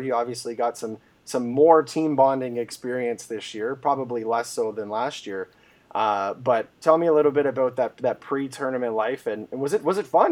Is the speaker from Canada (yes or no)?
yes; Woodstock, Ontario, Canada; my hometown, which is the beautiful town of Woodstock, Ontario